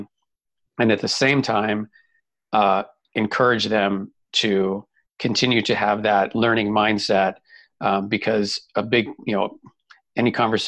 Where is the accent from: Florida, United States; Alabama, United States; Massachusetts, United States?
Massachusetts, United States; Boston; moved away as an adult; also born or lived in Southern California; now in Kansas City, United States; I grew up in Boston. And so I lived in Boston for 22 years.